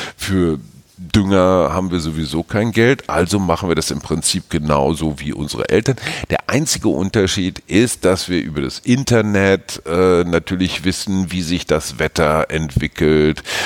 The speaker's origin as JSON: {"language": "German", "town": "Münster", "region": "North Rhine-Westphalia", "country": "Germany", "tie": "born or raised there", "said": "aus meiner Heimatstadt Münster"}